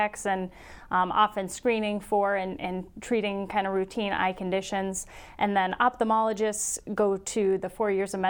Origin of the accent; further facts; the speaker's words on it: Sioux Falls, South Dakota, United States; I'm in Sioux Falls, South Dakota, and I'm originally from Sioux Falls, so I'm very happy to be back home.